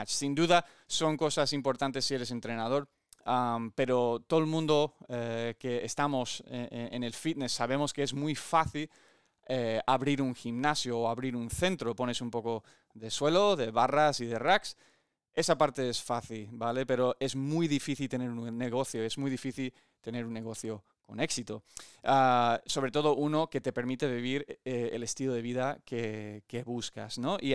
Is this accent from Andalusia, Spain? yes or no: no; Olivenza, Extremadura, Spain; also born or lived in United States; nací en Estados Unidos, ah, mi padre americano y mi madre aquí española de mi pueblo en Extremadura, en Olivenza, y he tenido el privilegio de vivir muchas experiencias deportivas, em, tanto aquí en España como en Estados Unidos.